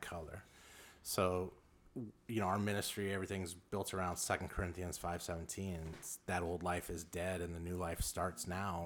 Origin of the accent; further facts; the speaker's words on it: Los Angeles, California, United States; moved away as an adult; also born or lived in Lake Zurich, Illinois; now in Illinois, United States; I grew up in South Central Los Angeles